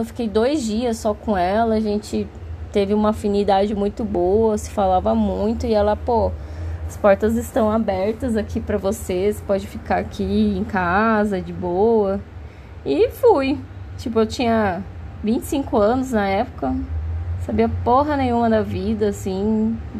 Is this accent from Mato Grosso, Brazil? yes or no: yes; Cuiabá, Mato Grosso, Brazil; moved away as an adult; now in São Paulo, Brazil; na minha cidade natal, que é Cuiabá, lá no Mato Grosso